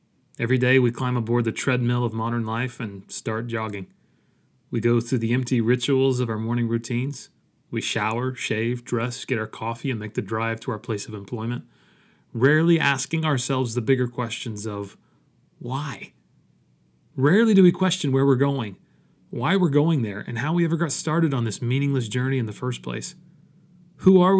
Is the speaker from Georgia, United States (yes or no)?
yes; Dalton, Georgia, United States; a small Christian school in my hometown of Dalton, Georgia